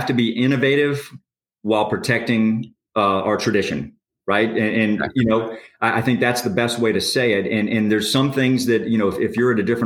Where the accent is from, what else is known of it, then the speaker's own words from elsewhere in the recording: Orlando, Florida, United States; growing up in Orlando for so many years